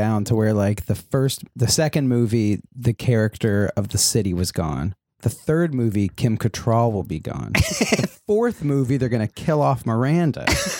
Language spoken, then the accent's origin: English; New York, United States; But meanwhile, growing up in New York, you had Manhattan Neighborhood Network